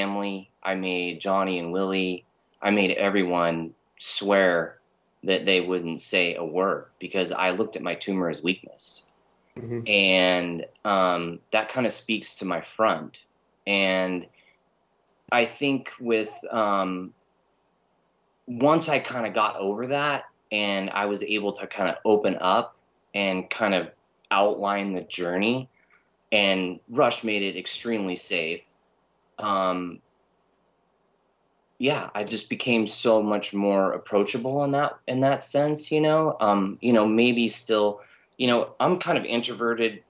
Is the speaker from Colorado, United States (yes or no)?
no; Southern California, United States; also born or lived in Rocklin, California; I spent a good proportion of my youth in the valley and in Southern California in pretty rough neighborhoods